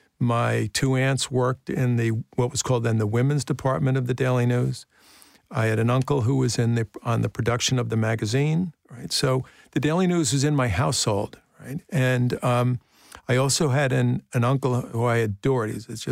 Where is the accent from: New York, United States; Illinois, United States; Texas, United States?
New York, United States; Brooklyn; born there; I was born in Bay Ridge, 7502 Ridge Boulevard.